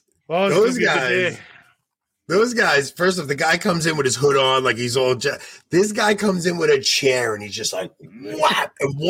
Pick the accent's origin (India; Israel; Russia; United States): United States; Levittown, New York; I grew up in Levittown.